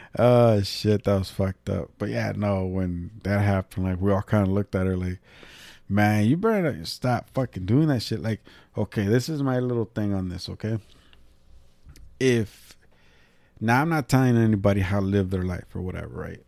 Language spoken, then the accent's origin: English; California, United States; moved away as an adult; now in Illinois, United States; I'm the cousin from California